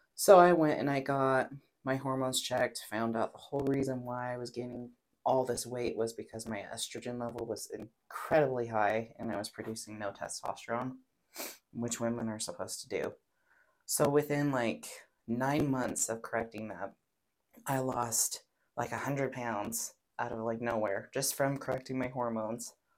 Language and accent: English; Pocatello, Idaho, United States; I'm born and raised in Pocatello, Idaho, tiny hmm. little town.